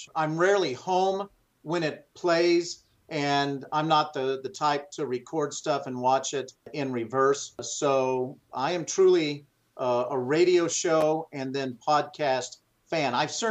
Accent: Indiana, United States; born there; I was born in Indiana, just down the Ohio River from Cincinnati.

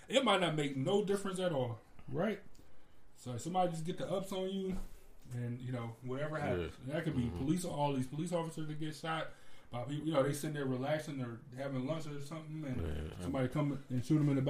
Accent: United States; I'm American

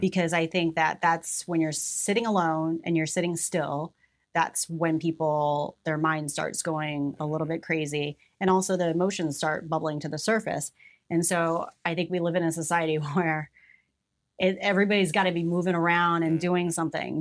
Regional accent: Mexico, Missouri, United States; I was born in Mexico, Missouri

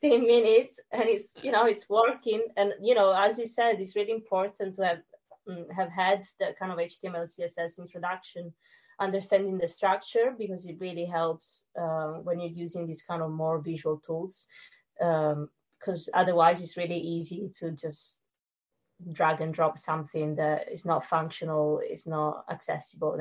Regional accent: Sicily, Italy; English is a second language; moved away as an adult; now in London, United Kingdom; I'm from Sicily and I grew up in a very small village by the beach.

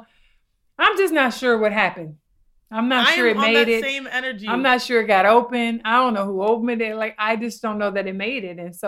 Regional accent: California, United States; now in Florida, United States; me being a Californian

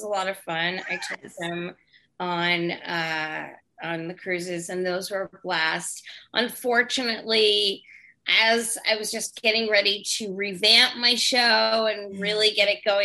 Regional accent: Great Neck, New York, United States; I'm originally from a town called Great Neck.

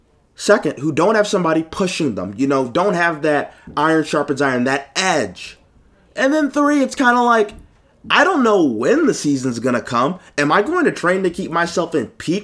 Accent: Buffalo, New York, United States; Buffalo Bill, my hometown team

